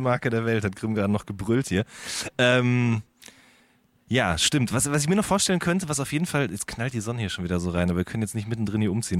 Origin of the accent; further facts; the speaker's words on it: Hagen, North Rhine-Westphalia, Germany; now in Berlin, Germany; ich komme ja aus dem, aus dem Ruhrgebiet oder quasi an, aus der, an der Grenze zum Ruhrgebiet bin ich geboren worden in Hagen